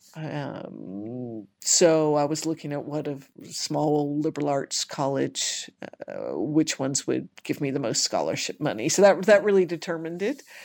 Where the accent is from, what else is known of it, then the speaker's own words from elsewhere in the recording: Richmond, Kentucky, United States; I was born and raised in Richmond, Kentucky